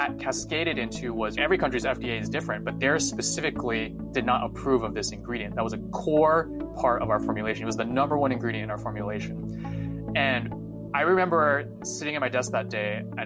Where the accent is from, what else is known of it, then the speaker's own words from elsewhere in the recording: San Jose, California, United States; also born or lived in Taiwan; I was born in California, and I've actually been in Northern California for most of my life